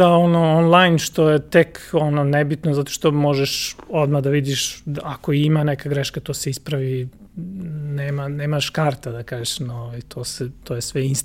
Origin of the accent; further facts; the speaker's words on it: Zrenjanin, Vojvodina, Serbia; rođen sam u Zrenjaninu